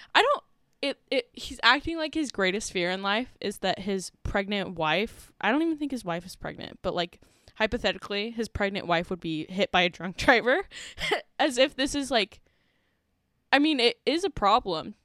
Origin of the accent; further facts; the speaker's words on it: St. George, Utah, United States; when I grew up in Saint George, Utah, there was one bar